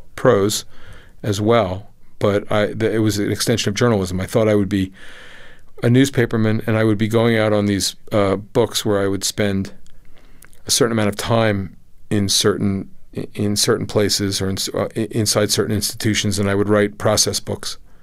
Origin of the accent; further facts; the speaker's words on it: United States; my own sense of myself as an American